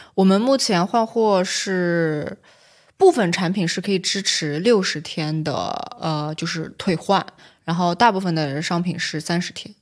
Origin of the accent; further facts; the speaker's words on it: China; 自己就作为一个中国人